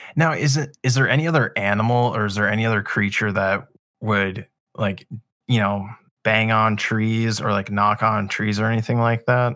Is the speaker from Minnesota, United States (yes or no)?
yes; Minnesota, United States; I grew up in Minnesota